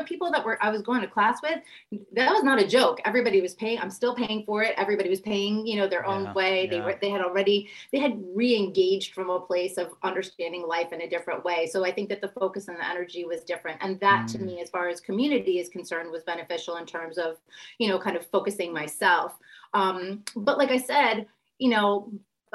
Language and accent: English; New York, United States; I'm from New York